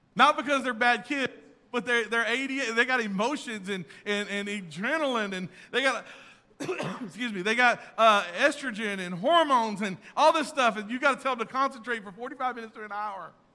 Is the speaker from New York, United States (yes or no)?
no; Texas, United States; I'm from Texas